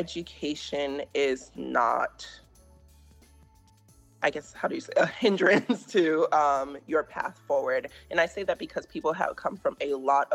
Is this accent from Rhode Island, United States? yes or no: yes; Rhode Island, United States; moved away as an adult; also born or lived in Massachusetts / Connecticut; now in Atlanta, United States; I am originally from Rhode Island, a proud Rhode Islander coming from the smallest state. I've spent most of my time working and living up in the Northeast in either Rhode Island, Massachusetts, or Connecticut. I've recently relocated to Atlanta, Georgia.